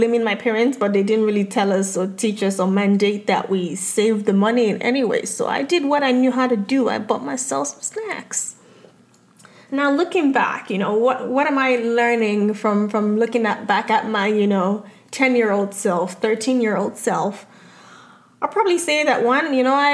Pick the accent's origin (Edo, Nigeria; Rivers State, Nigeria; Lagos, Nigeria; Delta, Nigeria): Lagos, Nigeria; now in United States; growing up in Lagos, Nigeria